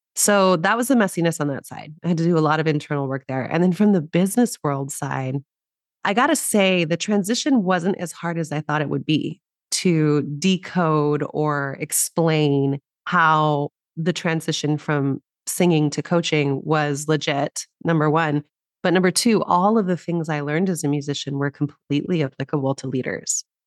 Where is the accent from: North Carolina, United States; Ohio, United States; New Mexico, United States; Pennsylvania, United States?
New Mexico, United States; now in Los Angeles, United States; I grew up in New Mexico originally